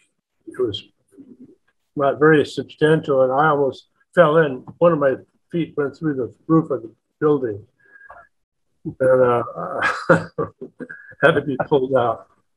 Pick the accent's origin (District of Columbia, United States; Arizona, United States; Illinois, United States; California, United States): California, United States; Los Angeles; moved away as an adult; also born or lived in New York; I told him I was from Hollywood, California